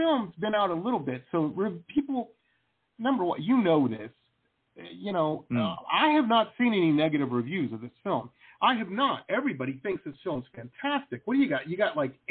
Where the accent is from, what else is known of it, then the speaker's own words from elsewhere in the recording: Detroit, Michigan, United States; I grew up in Detroit or across the river from Windsor.